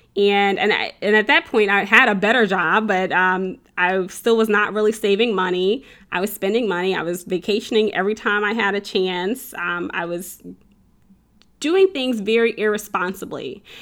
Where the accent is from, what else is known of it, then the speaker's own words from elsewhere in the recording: central Illinois, United States; moved away as an adult; also born or lived in Chicago, Illinois; now in Texas, United States; I grew up in the Midwest, so, um, central Illinois, um, Chicago, I, I'm originally from Chicago, we lived in central Illinois